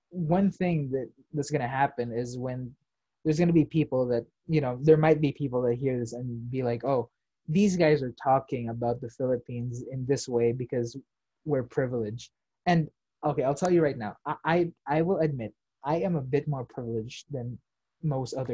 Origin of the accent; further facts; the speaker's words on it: United States; I am, you know, I'm Filipino American given. Uh, it's just the fact that I didn't grow up here, so I'm not used to the toxicity.